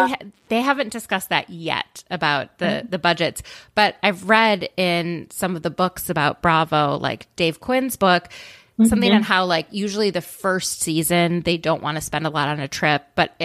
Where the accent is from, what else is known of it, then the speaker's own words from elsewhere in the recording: Canada; I'm from Canada.